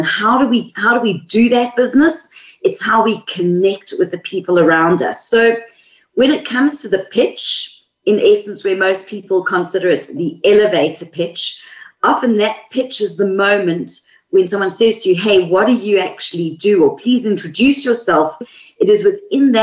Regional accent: South Africa; accent: South African; moved away as an adult; now in Sydney, Australia; The accent is South African, and we've been in Australia for 3 years. So I'm a mix at the moment.

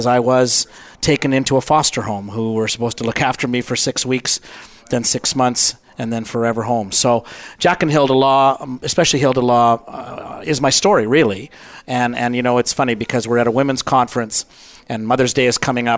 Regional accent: Canada; I'm Canadian

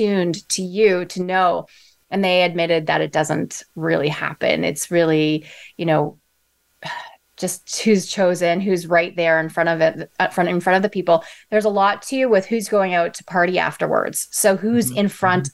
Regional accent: Toronto, Ontario, Canada; I'm from Toronto

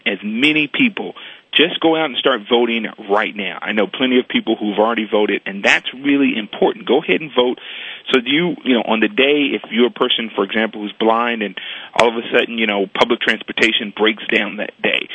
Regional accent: Chicago, Illinois, United States; I am from Chicago, and that's where I grew up and was born and raised.

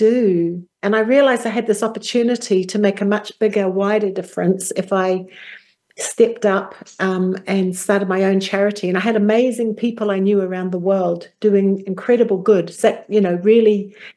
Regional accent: New Zealand; Well, I come from New Zealand. As a young girl growing up, I was in a very small village community.

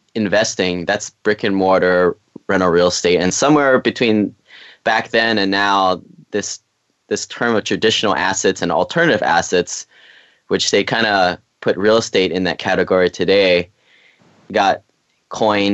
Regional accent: Hawaii, United States; moved away as an adult; I grew up in Hawaii, went to the school on the mainland

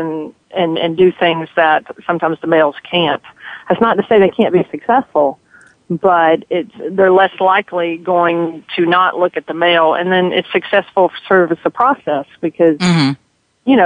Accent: Georgia, United States; I was born and raised here in Georgia.

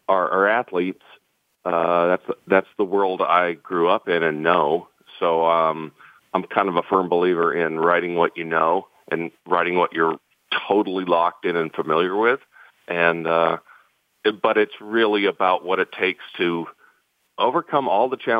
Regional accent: St. Louis, Missouri, United States; I'm born and raised in St. Louis as the son of a Cardinal

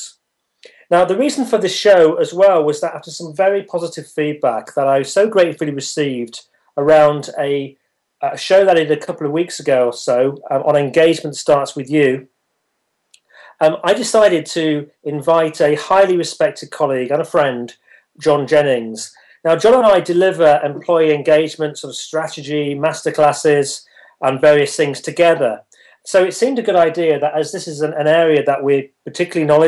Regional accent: Leicester, East Midlands, United Kingdom; my hometown of Leicester

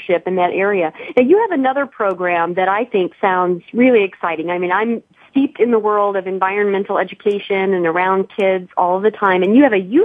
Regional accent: Illinois, United States; now in California, United States; I grew up in Illinois. I live in California now

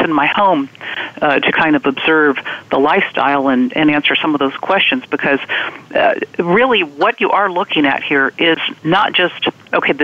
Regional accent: Virginia, United States; I'm from Virginia

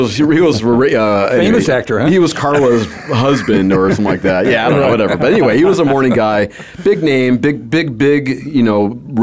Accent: Los Angeles, California, United States; moved away; I grew up in Southern California in Los Angeles area, Northridge to be exact.

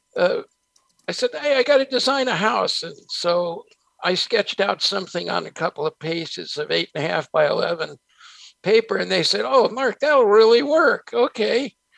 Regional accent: San Francisco, California, United States; also born or lived in New Jersey; we moved from New Jersey to San Francisco, and I was a street kid in San Francisco till I hit high school.

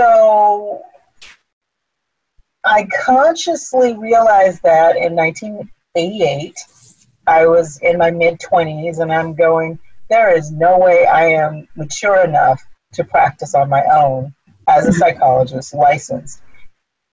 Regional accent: California, United States; moved away as an adult; also born or lived in Philadelphia; I was born and raised in California

